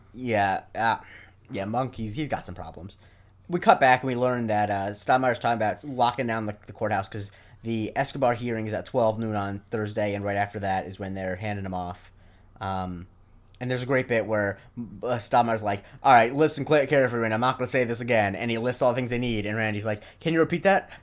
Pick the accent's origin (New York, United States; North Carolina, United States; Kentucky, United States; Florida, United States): Florida, United States; Charlotte County; in my hometown especially, every nine out of ten people be wearing, uh, orthotic shoes